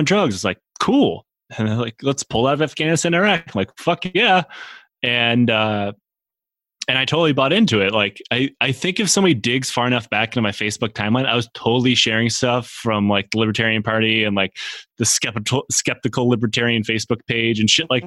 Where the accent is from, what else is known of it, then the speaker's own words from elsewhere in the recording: Michigan, United States; from my home state of Michigan